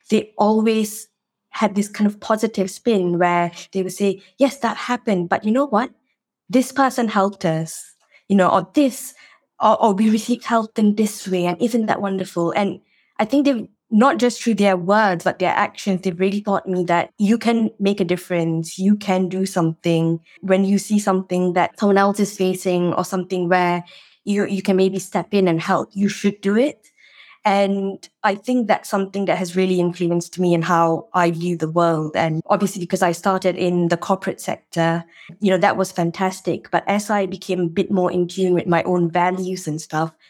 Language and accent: English; Malaysia; born or raised there; moved away as an adult; now in United Kingdom